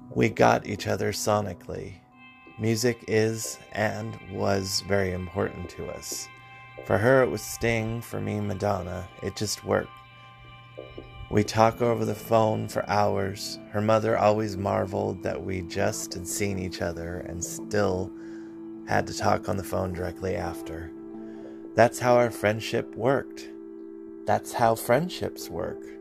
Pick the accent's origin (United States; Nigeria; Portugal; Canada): United States; Concord, California; I was born in Concord. Concord is 29 miles northeast of San Francisco